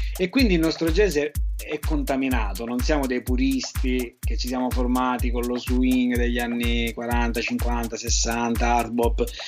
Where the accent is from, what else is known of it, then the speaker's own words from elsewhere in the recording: Scicli, Sicily, Italy; also born or lived in Rome; now in Palermo, Italy; sono di Scicli ma vivo a Palermo da un po'